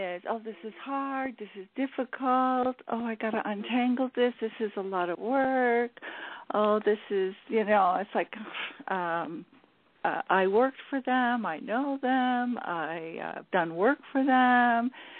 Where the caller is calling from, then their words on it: California, United States; I'm calling … from California